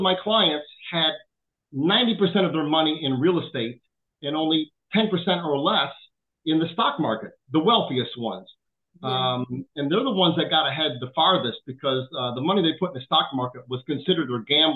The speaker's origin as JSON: {"language": "English", "town": "Chicago", "region": "Illinois", "country": "United States", "tie": "born or raised there", "said": "I grew up in South Chicago"}